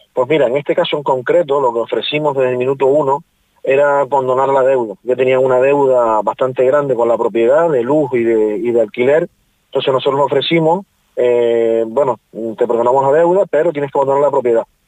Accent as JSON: {"language": "Spanish", "area": "Tenerife", "region": "Canary Islands", "country": "Spain", "moved": "yes", "lives_now": "Fuerteventura, Spain", "said": "yo soy de Tenerife, pero considero que esta es mi tierra"}